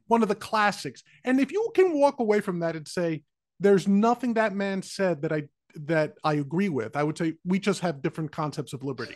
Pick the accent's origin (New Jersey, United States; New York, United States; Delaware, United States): New York, United States; New York City; I grew up in the Bronx